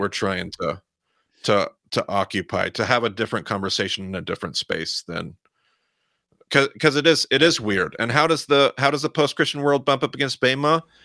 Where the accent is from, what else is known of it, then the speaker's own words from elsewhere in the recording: Southern Idaho, United States; I'm still from Southern Idaho